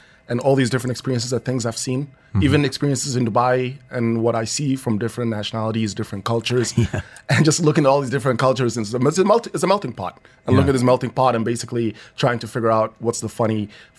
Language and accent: English; Somalia; moved away as an adult; also born or lived in Malaysia; And then I moved back to Somalia. I'm from Somalia.